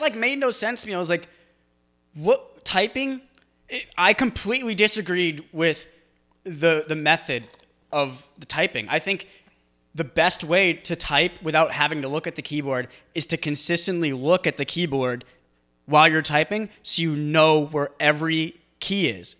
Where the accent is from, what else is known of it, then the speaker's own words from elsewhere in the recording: New England, United States; I'm from New England